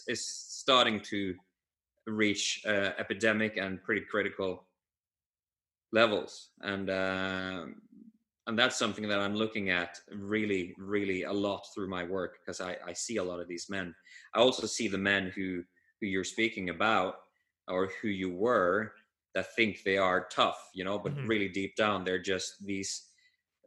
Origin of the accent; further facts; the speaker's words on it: Norway; I'm from Norway, and this part of the world, Scandinavia, the Nordics, or even Northern